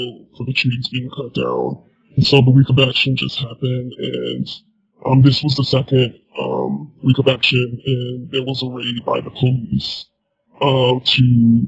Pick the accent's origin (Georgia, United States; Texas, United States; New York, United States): Georgia, United States; South; born and raised in South Georgia